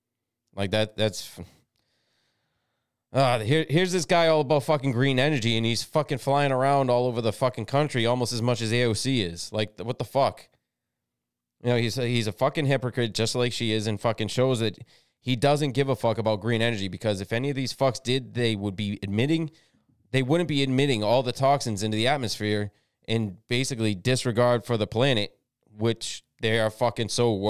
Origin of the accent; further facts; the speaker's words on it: United States; But, you know, we're American, so don't fucking force shit down our fucking throats.